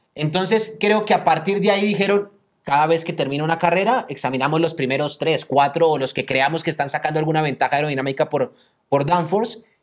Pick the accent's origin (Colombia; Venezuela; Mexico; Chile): Colombia; yo como colombiano